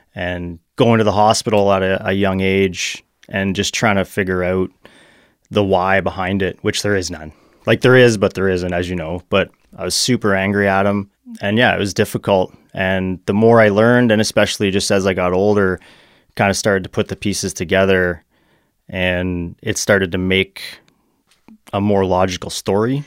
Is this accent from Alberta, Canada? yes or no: no; Burlington, Ontario, Canada; also born or lived in Hamilton / Mississauga; I grew up in Burlington, Ontario.